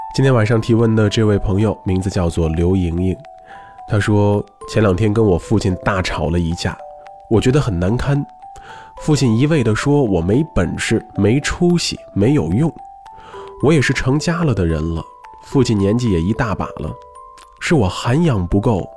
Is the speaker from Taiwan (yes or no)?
no; Beijing, China; 我的家乡延庆区啊，它呢也是在北京